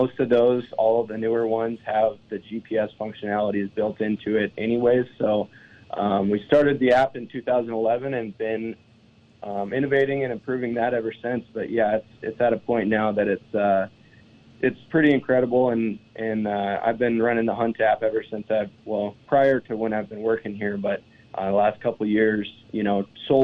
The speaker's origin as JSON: {"language": "English", "region": "eastern Montana", "country": "United States", "tie": "born or raised there", "said": "Born and raised in Montana, on the other side of the state in eastern Montana, and I grew up hunting."}